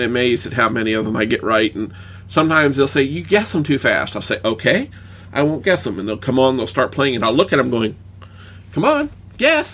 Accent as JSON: {"language": "English", "region": "the American South", "country": "United States", "said": "I'm a Southerner."}